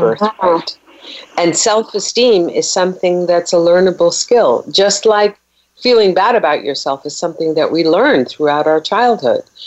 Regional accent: Germany; moved away; being a Persian girl, you know, in the 60s growing up in Germany

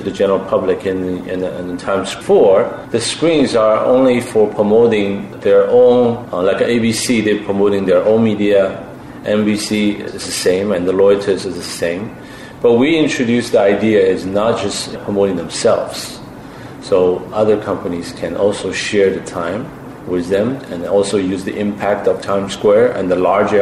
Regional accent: Shanghai, China; moved away; I'm a Shanghainese myself.

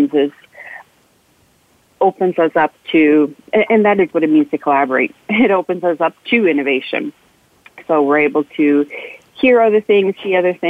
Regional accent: New York, United States; moved away; I'm from New York

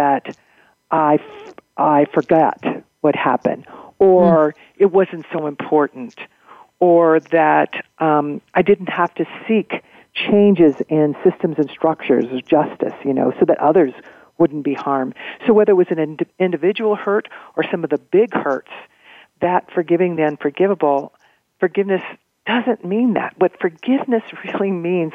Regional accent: Missouri, United States; I grew up in Missouri

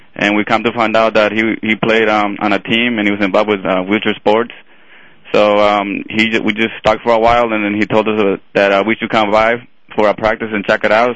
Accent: Colombia; now in Indiana, United States; Originally, I am from Colombia.

